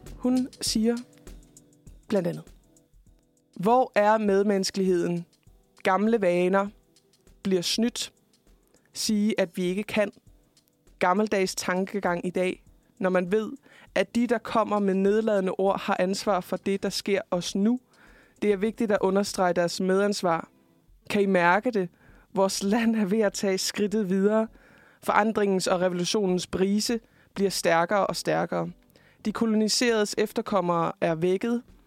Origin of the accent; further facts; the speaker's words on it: Fredericia, Southern Denmark, Denmark; jeg kommer jo selv fra Fredericia